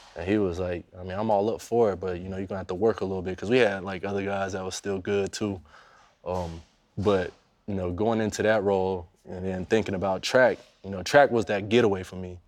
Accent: Daytona Beach, Florida, United States; I was growing up in Daytona, you know, that's two hours away from Jacksonville

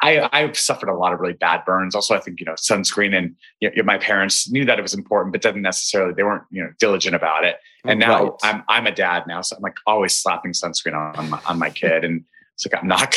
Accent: Albuquerque, New Mexico, United States; moved away; I grew up in Albuquerque, New Mexico, and it was hot.

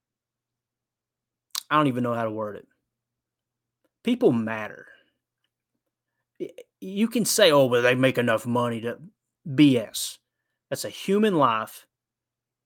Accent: Kentucky, United States; I'm from Kentucky

